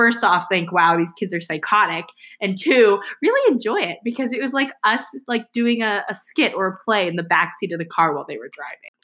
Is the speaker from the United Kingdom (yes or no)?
no; Michigan, United States; We are Asian American, born and raised in Michigan